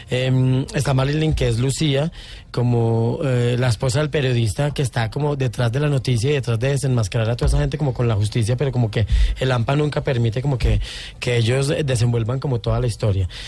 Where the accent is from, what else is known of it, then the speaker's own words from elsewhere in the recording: Colombia; Yo no puedo hacer historias norteamericanas eh, porque soy colombiano, tengo la violencia en la piel